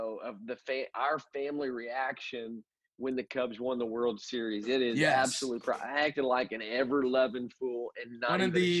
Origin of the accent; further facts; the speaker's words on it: Illinois, United States; I'm from Illinois